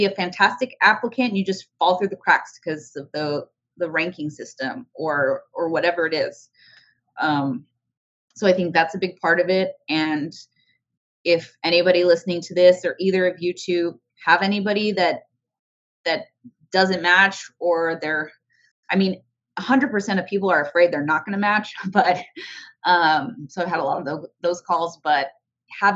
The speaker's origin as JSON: {"language": "English", "town": "El Paso", "region": "Texas", "country": "United States", "moved": "yes", "said": "I'm from El Paso."}